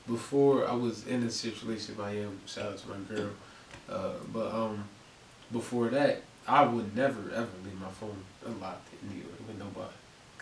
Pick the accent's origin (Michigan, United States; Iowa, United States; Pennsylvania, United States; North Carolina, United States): Pennsylvania, United States; Harrisburg; I'm from Uptown Harrisburg. I'm just a local.